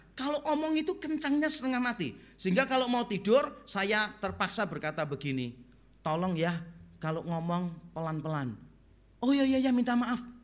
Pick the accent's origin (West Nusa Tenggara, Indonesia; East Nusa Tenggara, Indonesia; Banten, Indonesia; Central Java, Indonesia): Central Java, Indonesia; Semarang; moved away; also born or lived in Surabaya; Waktu pertama kali saya pindah dari Semarang ke Surabaya